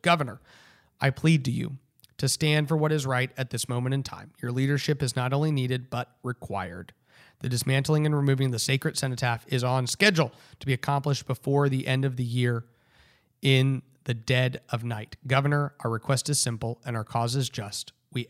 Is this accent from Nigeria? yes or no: no; Houston, Texas, United States; born there; Is it because my mother, now a naturalized citizen, is from Mexico? I was born in Houston.